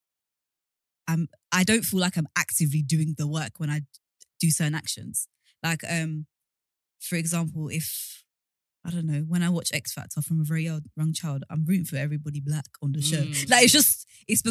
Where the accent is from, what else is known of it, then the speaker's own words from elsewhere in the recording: London, United Kingdom; I grew up in Hackney